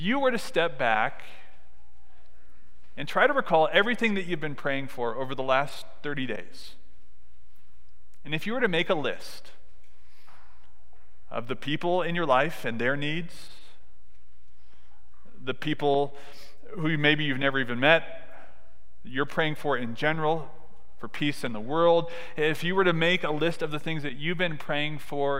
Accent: Southern California, United States; I grew up in Southern California

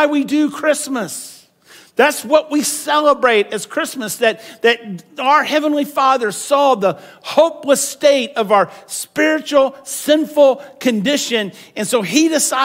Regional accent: Weatherford, Texas, United States; I'm from Weatherford

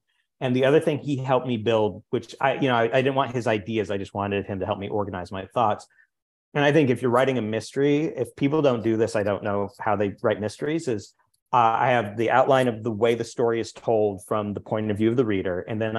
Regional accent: the Ozarks, United States; I'm from the Ozarks originally. So a lot of my earlier work takes place with like poor white criminals, kind of hard scrabble through the world.

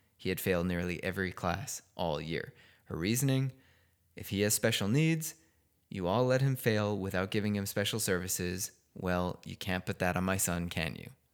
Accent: Chicago, Illinois, United States; moved away; I'm from Chicago

